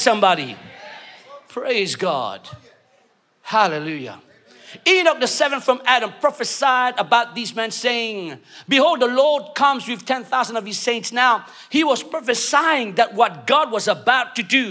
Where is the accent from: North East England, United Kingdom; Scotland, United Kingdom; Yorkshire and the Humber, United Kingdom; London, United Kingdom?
London, United Kingdom; moved away as an adult; now in Mauritius; I'm Mauritian, okay? I know I speak okay English, but I was brought up in London, but then I've been in Mauritius for 15 years